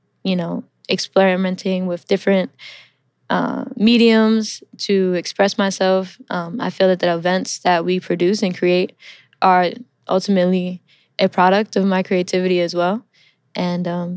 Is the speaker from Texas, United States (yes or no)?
no; New York City, New York, United States; first language English; also born or lived in Milan, Italy; I'm a New York native. I'm originally from Queens, New York. I grew up here